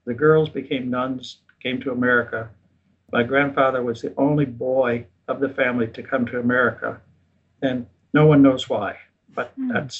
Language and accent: English; Chicago, Illinois, United States; Born and raised in the outskirts of Chicago.